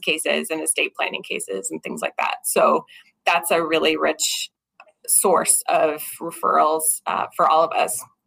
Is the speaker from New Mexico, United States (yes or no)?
yes; Albuquerque, New Mexico, United States; moved away as an adult; now in Minnesota, United States; I actually grew up in Albuquerque, New Mexico, which is where I was practicing previously